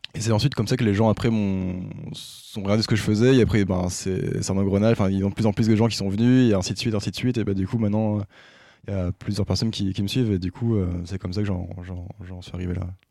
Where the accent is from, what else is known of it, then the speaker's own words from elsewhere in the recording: Brest, Brittany, France; moved away as an adult; also born or lived in Lyon / Zurich; now in Saclay, France; j'ai grandi en Bretagne. Euh, côté de Brest plus précisément